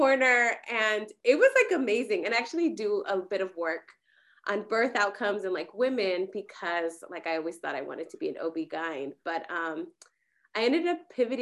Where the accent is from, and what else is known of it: California, United States; born or raised there; also born or lived in Mexico